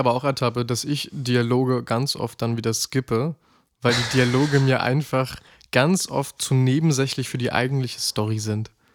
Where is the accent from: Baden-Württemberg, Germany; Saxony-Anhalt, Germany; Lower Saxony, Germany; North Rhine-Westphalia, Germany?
Saxony-Anhalt, Germany; Halle; zurück in meine Heimat nach Halle